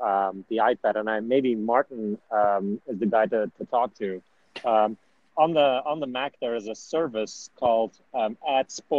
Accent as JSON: {"language": "English", "country": "Belgium", "said": "I come from Belgium"}